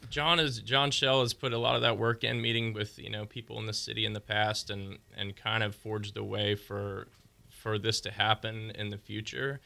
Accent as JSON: {"language": "English", "town": "Pensacola", "region": "Florida", "country": "United States", "tie": "born or raised there", "also_born_or_lived": "Nashville", "moved": "as an adult", "said": "I'm able to be in my hometown"}